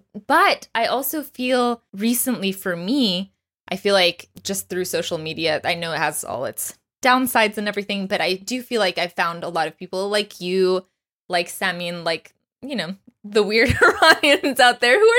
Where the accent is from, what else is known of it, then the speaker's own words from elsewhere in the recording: Dallas, Texas, United States; I grew up in Dallas.